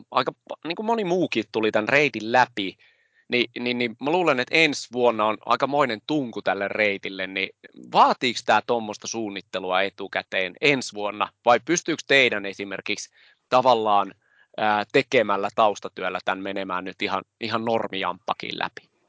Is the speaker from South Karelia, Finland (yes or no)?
yes; Lappeenranta, South Karelia, Finland; mä oon itse Lappeenrannasta, la, Lappeenrannasta kotoisin.